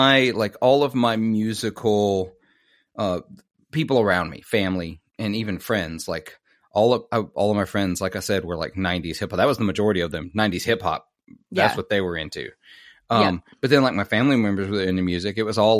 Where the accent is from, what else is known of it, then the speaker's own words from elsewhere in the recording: Mississippi, United States; Mississippi boy